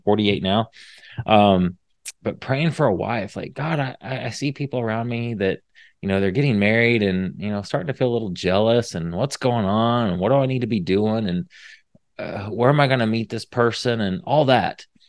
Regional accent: Indiana, United States; moved away as an adult; now in Texas, United States; I'm from Indiana. I l, I've been here in Texas for fifteen years now, but born and raised in Indiana

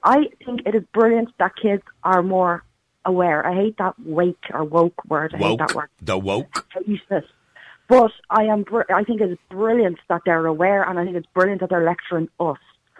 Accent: Dublin, Leinster, Ireland; Well, I grew up in Dublin as well

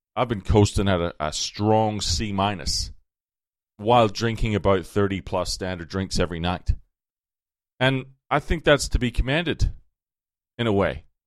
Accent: Ireland; moved away as an adult; as an Irish person

